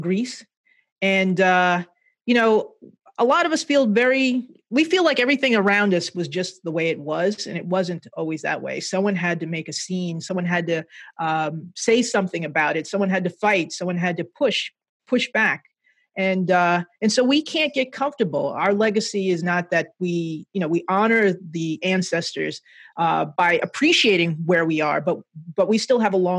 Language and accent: English; Jersey City, New Jersey, United States; I was a nerdy little kid growing up in Jersey City, working class neighborhood.